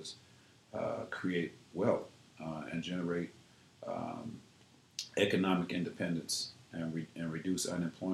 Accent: Ford Heights, Illinois, United States; I grew up in Ford Heights, which is a suburb right outside of Chicago.

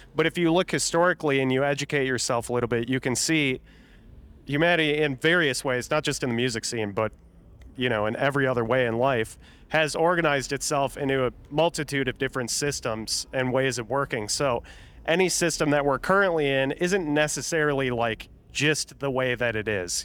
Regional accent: Minnesota, United States; I say garage 'cause I'm from Minnesota

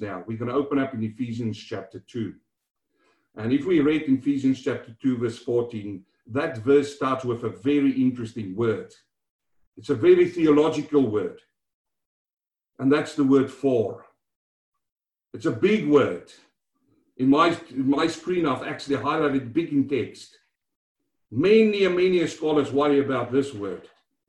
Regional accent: South Africa; now in Melbourne, Australia; growing up in South Africa, walking from school home

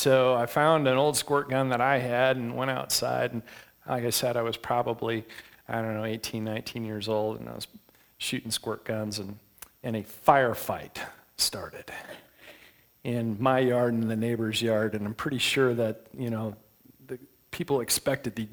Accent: west side of Michigan, United States; I grew up in Michigan, on the west side of Michigan, not too far from the Big Lake

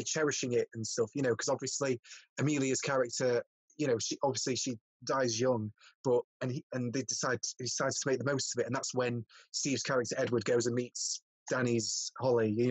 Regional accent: Worksop, East Midlands, United Kingdom; moved away as an adult; also born or lived in Bradford; I was from Worksop, so I was from a bit far south. You know, with my accent and everything

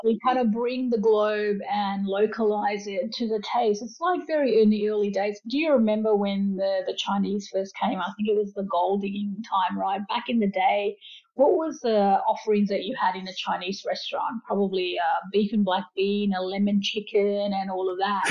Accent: Fiji; now in Australia; I grew up in Fiji, so I'm Fijian Indian descent, and you know my parents migrated uh, for a better life with their children to Australia

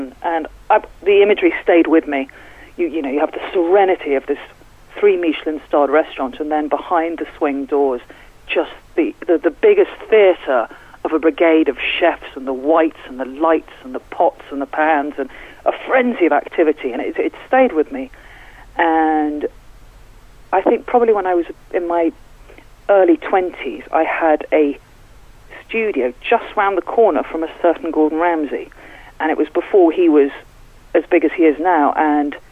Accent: London, United Kingdom; moved away as an adult; also born or lived in Cornwall; now in Newlyn, United Kingdom; I'm from London. I moved to Cornwall about 15 years ago

